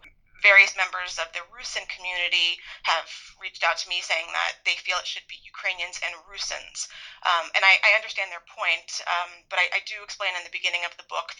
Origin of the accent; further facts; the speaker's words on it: Yonkers, New York, United States; also born or lived in Connecticut; I grew up in Yonkers, New York, since that's where my father was from and my parents settled. And both my parents basically raised me in those communities.